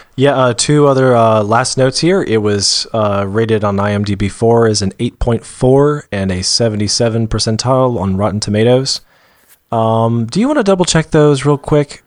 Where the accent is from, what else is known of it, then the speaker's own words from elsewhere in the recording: Georgia, United States; I was born and raised in Georgia, and I just gotta note, my dad was too, and he doesn't have a Georgia accent